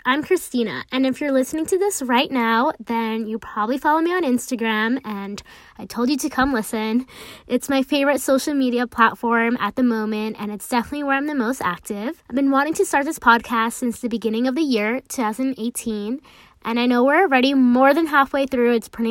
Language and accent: English; United States; I am a first generation American, so I grew up balancing two different cultures, like being American and also being Hispanic and Latina.